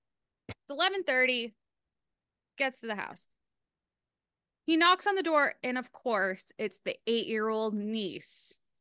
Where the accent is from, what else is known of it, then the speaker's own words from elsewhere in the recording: Rhode Island, United States; I'm from Rhode Island.